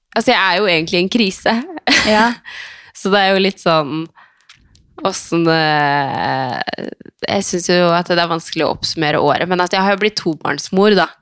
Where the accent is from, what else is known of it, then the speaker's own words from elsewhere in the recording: Skien, Telemark, Norway; now in Oslo, Norway; jeg har vært hjemme i Skien i helga og vært sammen med familien